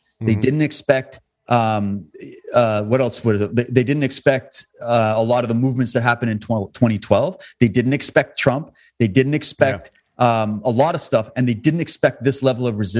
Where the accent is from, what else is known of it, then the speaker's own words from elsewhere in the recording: Alberta, Canada; also born or lived in Ontario / Saskatchewan; I grew up in this country. Okay. I was born and raised in Alberta. Then I lived in Ontario and Saskatchewan.